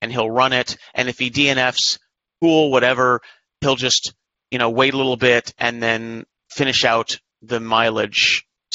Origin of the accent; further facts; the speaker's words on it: San Diego, California, United States; San Diego 100, one of my hometown races